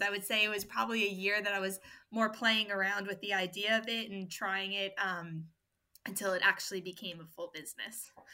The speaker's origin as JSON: {"language": "English", "region": "New York", "country": "United States", "tie": "born or raised there", "moved": "as an adult", "lives_now": "Australia", "said": "I'm from New York originally. I was born and raised there"}